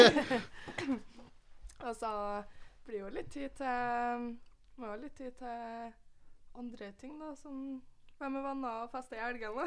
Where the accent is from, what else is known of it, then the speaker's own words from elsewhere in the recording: Trondheim, Trøndelag, Norway; Jeg er født og oppvokst her i Trondheim